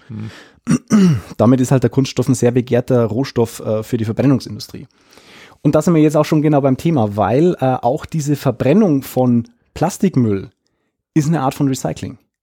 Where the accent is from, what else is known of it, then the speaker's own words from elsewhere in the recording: Lower Bavaria, Germany; hier bei uns in Niederbayern